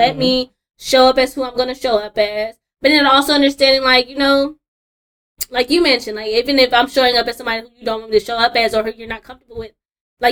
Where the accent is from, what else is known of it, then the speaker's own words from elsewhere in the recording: California, United States; moved away as an adult; now in Georgia, United States; moving out here to Georgia, I'm originally from California